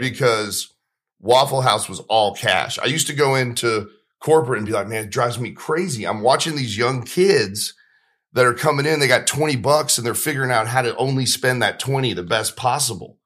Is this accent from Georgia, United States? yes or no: yes; Marietta, Georgia, United States; I grew up in Marietta, Georgia